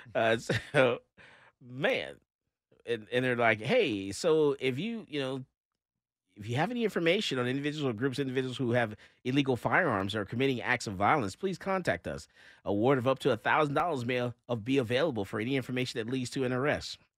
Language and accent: English; Fort Lauderdale, Florida, United States; moved away; I've lived in Florida. I, I'm from Fort Lauderdale myself